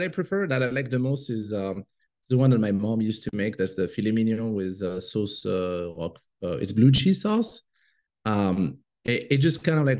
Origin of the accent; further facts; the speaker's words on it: Côte d’Ivoire; English is a second language; also born or lived in Morocco / France; now in United States; But I'm French. And I grew up in Africa. So I did not come to the US until 2002. And it's only in 2013 that we permanently moved here when my daughter was born.